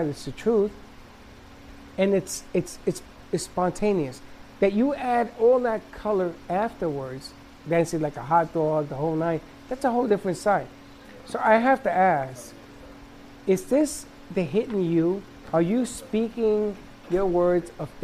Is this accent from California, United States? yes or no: no; New York, United States; I'm from New York.